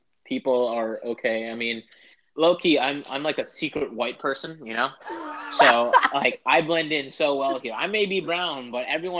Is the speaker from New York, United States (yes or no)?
yes; New York, United States; I'm born here, bro. I was born in New York